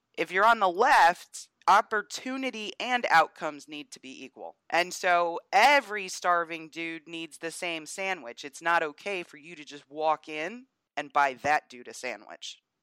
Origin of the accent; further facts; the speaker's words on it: Northeast, United States; also born or lived in the South (US); now in US South; I'm from the Northeast and we don't have good teams up there really, so college football isn't the thing that it is where I live here in the South